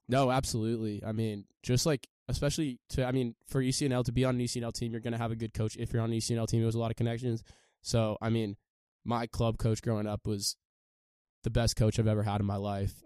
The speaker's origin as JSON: {"language": "English", "town": "San Diego", "region": "California", "country": "United States", "said": "I'm from San Diego, California"}